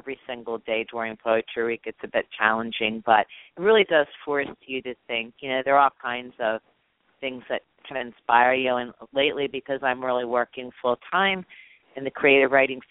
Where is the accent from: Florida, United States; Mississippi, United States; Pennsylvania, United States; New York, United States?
Pennsylvania, United States; Bryn Mawr; moved away; also born or lived in Italy; I grew up in Bryn Mawr, Pennsylvania